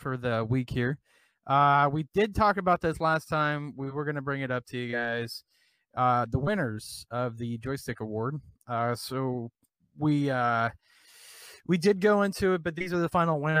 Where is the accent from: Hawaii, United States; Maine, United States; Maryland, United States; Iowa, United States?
Iowa, United States